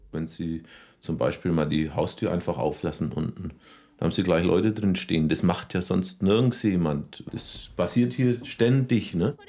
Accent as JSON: {"language": "German", "town": "Rothenburg ob der Tauber", "region": "Bavaria", "country": "Germany", "tie": "born or raised there", "also_born_or_lived": "Berlin / Munich", "moved": "yes", "said": "ich bin gebürtiger Rodenburger und richtig zurückgekehrt bin ich 1986"}